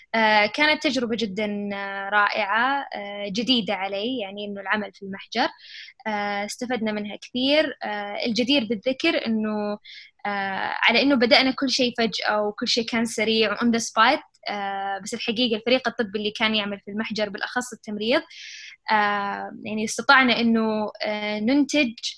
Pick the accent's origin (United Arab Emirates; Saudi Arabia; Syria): Saudi Arabia; also born or lived in Chicago; إحنا بالسعودية